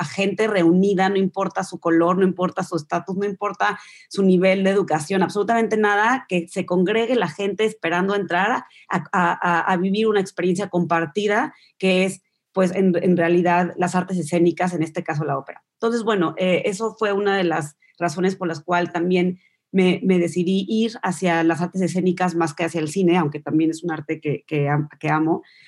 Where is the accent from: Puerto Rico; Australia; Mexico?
Mexico; moved away as an adult; also born or lived in New York; now in United Kingdom; creciendo en México, mi mamá y mis papás me llevaban a la ópera